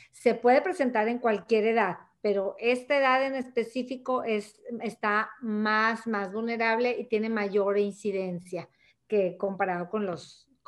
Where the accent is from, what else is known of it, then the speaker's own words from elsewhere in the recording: Monterrey, Nuevo León, Mexico; born there; desde Monterrey, Nuevo León, México, eh, donde yo nací, donde yo resido y trabajo